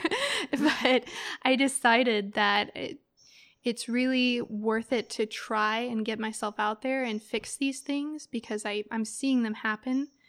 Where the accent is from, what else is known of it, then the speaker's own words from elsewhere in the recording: Eureka, California, United States; growing up in Eureka